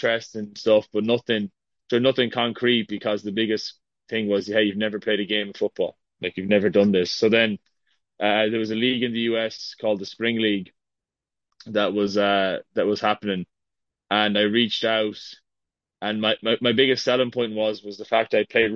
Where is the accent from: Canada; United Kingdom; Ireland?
Ireland; moved away as an adult; also born or lived in Boston; now in United States; growing up in Ireland